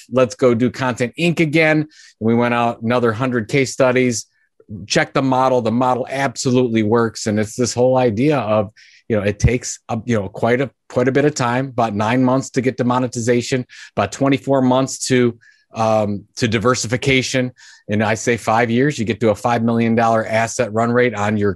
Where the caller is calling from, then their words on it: Cleveland, Ohio, United States; I'm in Cleveland, Ohio